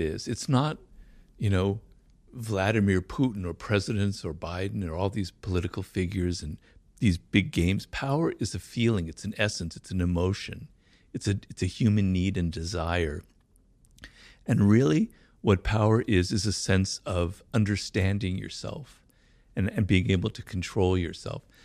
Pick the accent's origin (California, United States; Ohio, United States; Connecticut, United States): California, United States; Los Angeles; I grew up here in Los Angeles, not far from where we are, in, in a neighborhood called Baldwin Hills